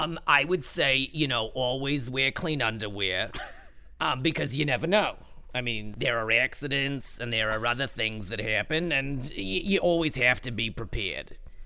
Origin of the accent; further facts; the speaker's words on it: Long Island, New York, United States; accent: New York; as if they couldn't tell by my lovely New York accent. I'm from Long Island originally, but I live in the city.